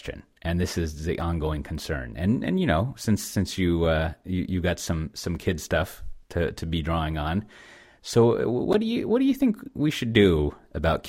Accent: Texas, United States; as a Texan

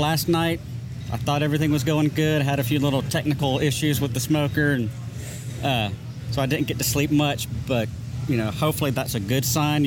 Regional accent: Lakeland, Florida, United States; I'm from Lakeland, Florida, which is in between Tampa and Orlando

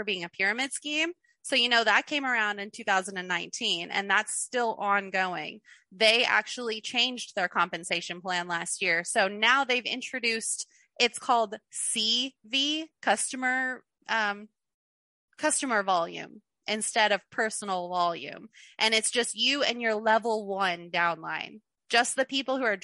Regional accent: Kentucky, United States; moved away as an adult; also born or lived in Clearwater, Florida; I'm from Kentucky. We're below the poverty line here

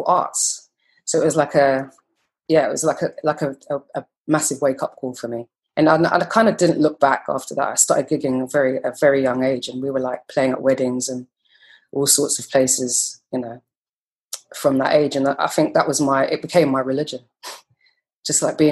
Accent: London, United Kingdom; moved away as an adult; now in Brooklyn, United States; this is West London. So I grew up in West London

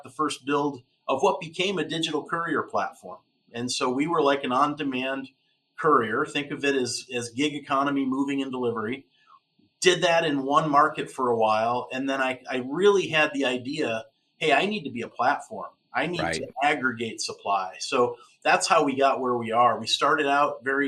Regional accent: Westfield, New York, United States; I grew up in Western New York, south of Buffalo, right on Lake Erie, a little town called Westfield

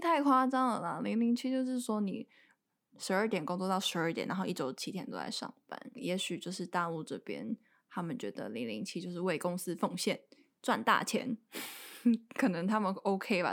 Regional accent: Taiwan; moved away as an adult; also born or lived in Beijing; 因为可能我面试的地点是在北京，然后他一听我不是当地人嘛，他就有问说，“诶，那你怎么会一个台湾人来北京工作？”

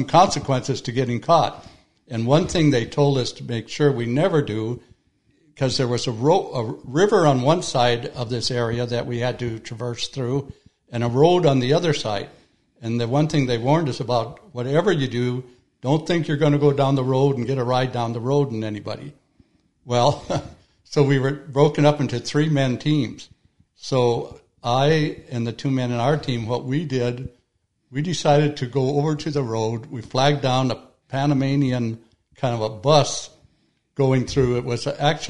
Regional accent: Minnesota, United States; born or raised there

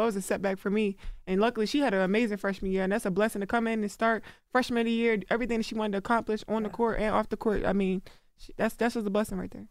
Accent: Baltimore, Maryland, United States; when I'm from Baltimore, like that's what we do.

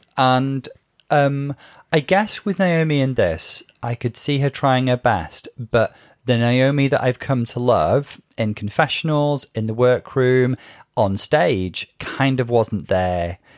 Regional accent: Liverpool, North West England, United Kingdom; even though I'm not a Scouser, you know, my formative years were in Liverpool

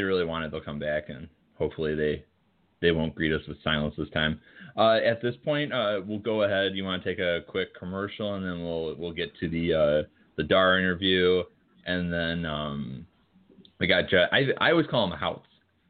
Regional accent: Illinois, United States; moved away; I believe this is from my home state. This would be Illinois.

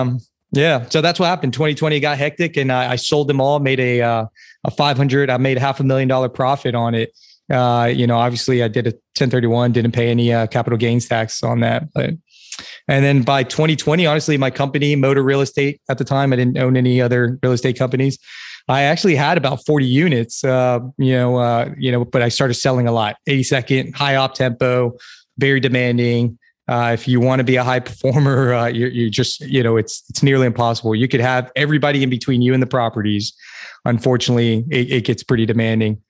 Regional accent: South Carolina, United States; now in Fort Bragg, United States; I'm from South Carolina

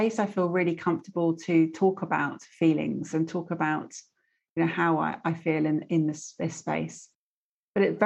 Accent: Stratford-upon-Avon, West Midlands, United Kingdom; I grew up in Stratford-upon-Avon

